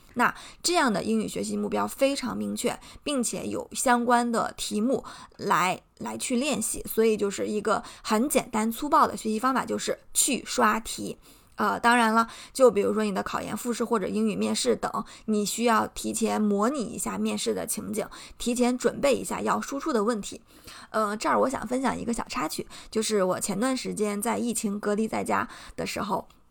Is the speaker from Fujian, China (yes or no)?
no; Shandong, China; accent: Shandong accent; 我会担心我有口音，啊，我的山东口音，我的中国口音